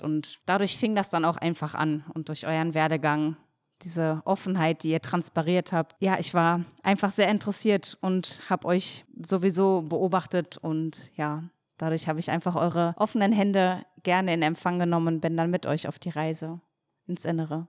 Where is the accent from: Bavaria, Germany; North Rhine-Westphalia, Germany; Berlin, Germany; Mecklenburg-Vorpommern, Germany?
North Rhine-Westphalia, Germany; near Dortmund; moved away; also born or lived in Cologne; als ich damals aus meiner Heimatstadt in der Nähe von Dortmund nach Köln gezogen bin